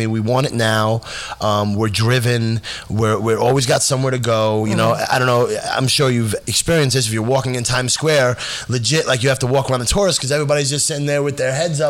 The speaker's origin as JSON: {"language": "English", "town": "New York City", "region": "New York", "country": "United States", "tie": "born or raised there", "said": "I was born in the Bronx, raised right here on Sedgwick and Giles Place, which is now Howard E. Padernacht Way."}